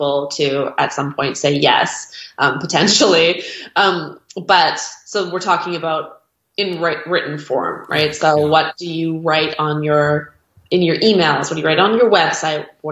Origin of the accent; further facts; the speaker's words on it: Canada; now in Victoria, Canada; we're Canadian